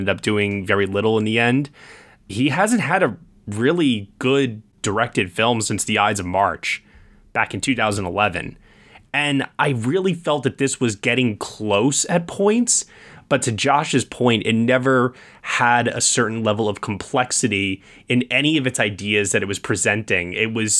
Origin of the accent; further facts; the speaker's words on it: Long Island, New York, United States; I grew up on Long Island in the suburbs